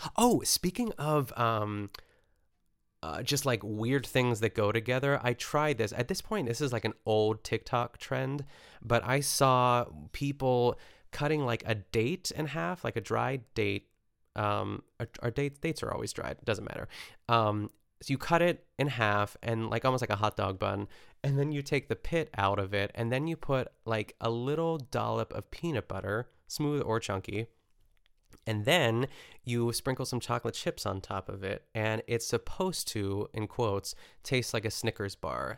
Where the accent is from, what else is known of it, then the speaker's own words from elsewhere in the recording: a suburb of Pittsburgh, Pennsylvania, United States; my hometown, which is a suburb of Pittsburgh